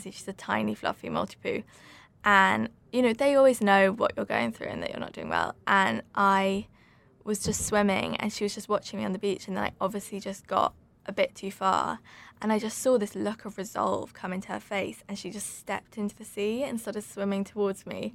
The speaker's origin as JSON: {"language": "English", "area": "Suffolk", "region": "East of England", "country": "United Kingdom", "tie": "born or raised there", "also_born_or_lived": "London", "moved": "yes", "said": "I grew up in Suffolk"}